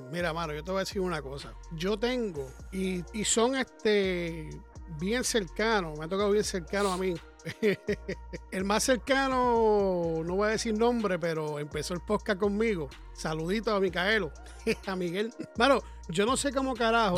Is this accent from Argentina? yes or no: no; Puerto Rico; now in United States; soy puertorriqueño